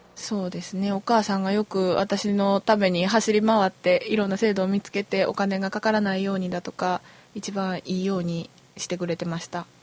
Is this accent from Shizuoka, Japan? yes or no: yes; Shizuoka, Japan; moved away as an adult; now in Kyoto, Japan; 出身は静岡県です